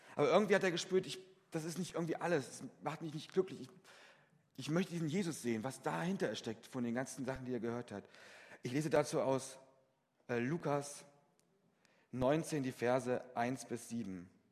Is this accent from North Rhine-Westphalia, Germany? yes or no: no; Fritzlar, Hesse, Germany; in Fritzlar, meinem Heimatort